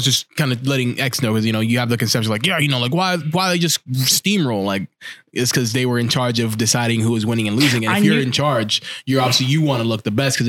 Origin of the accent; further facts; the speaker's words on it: New York, United States; Oh, as a New Yorker, I'm really offended if you say something like that.